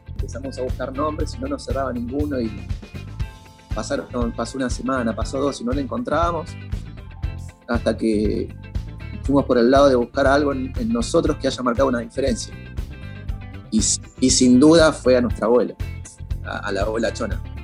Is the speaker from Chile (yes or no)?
no; Buenos Aires, Argentina; yo soy de Lugano